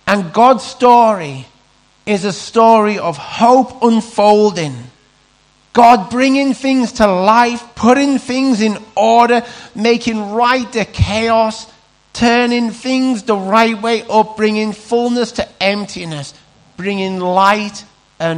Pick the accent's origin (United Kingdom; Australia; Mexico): United Kingdom; Carlisle, North West England; we're Carlisle, we're from Cumbria